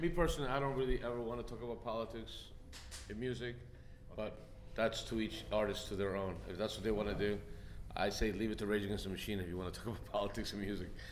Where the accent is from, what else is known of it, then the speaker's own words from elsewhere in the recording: United States; I'm proud to be an American